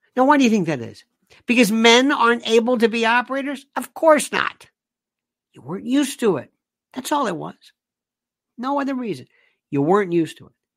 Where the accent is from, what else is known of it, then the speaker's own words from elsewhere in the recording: Florida, United States; I'm from the South. I'm from Florida